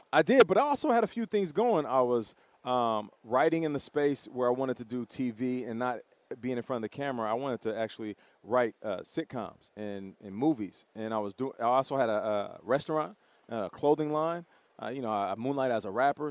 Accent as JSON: {"language": "English", "country": "Canada", "said": "I'm Canadian"}